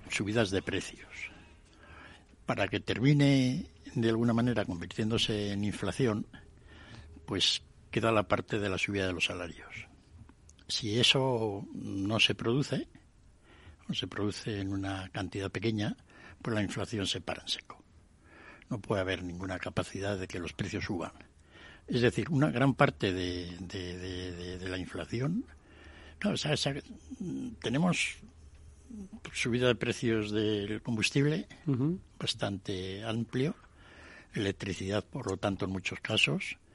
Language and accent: Spanish; Spain; Sí que de todas formas los españoles teníamos que haber sacado más